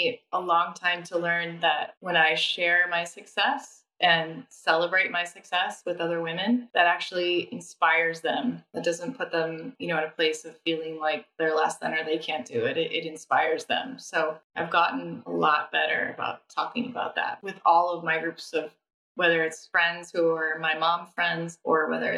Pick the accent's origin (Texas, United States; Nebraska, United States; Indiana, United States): Nebraska, United States; moved away; also born or lived in London; I'm from Nebraska. I'm from the Midwest.